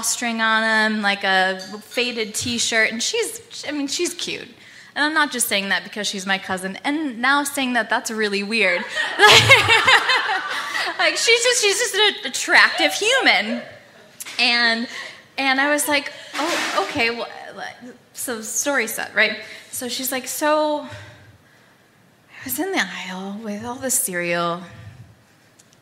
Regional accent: United States; we're from the State Line

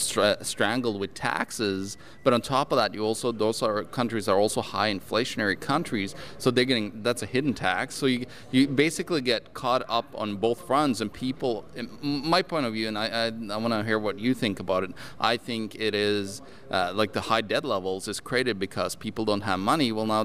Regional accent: Norway; I'm from Norway

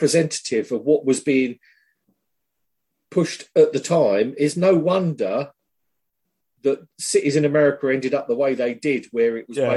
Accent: United Kingdom; we're British

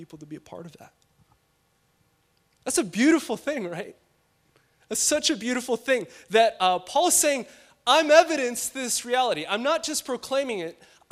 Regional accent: Chicago, Illinois, United States; now in Los Angeles, United States; I'm from Chicago

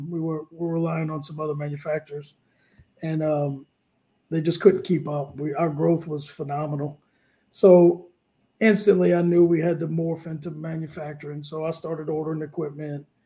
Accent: New Orleans, Louisiana, United States; now in Lafayette, United States; I'm from New Orleans, but I live in Cajun land. I live in Lafayette, yeah.

